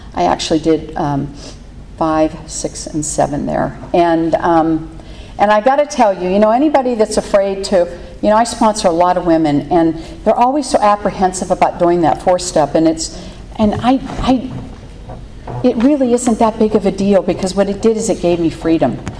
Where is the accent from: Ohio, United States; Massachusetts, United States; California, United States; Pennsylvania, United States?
Pennsylvania, United States; Pittsburgh; I grew up in Pittsburgh, Pennsylvania